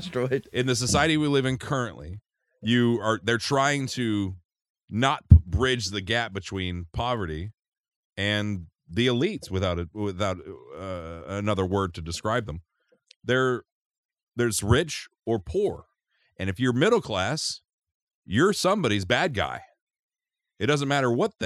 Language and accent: English; St. Louis, Missouri, United States; As a kid growing up in St. Louis in the summertime, I'd go see the Cardinals play with my Uncle Joe and my dad